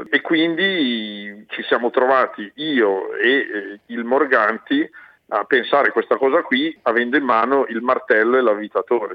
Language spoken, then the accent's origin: Italian; Brianza, Lombardy, Italy; io sono Brianzolo, è una terra di mobilieri